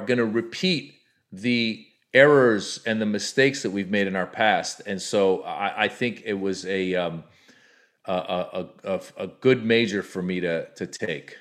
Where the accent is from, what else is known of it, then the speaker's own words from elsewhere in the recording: United States; as an Iranian American, I grew up in, in America